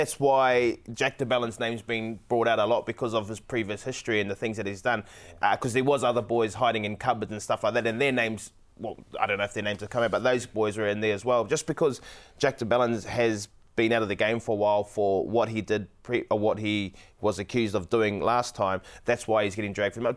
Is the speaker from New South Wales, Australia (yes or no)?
no; Queensland, Australia; I'm a Queenslander, so Queenslander all the way